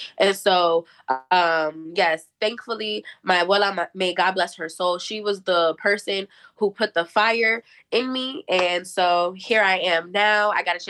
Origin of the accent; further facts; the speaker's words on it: New Jersey, United States; So thankfully enough for me, I'm from Jersey and I don't live too far from New York.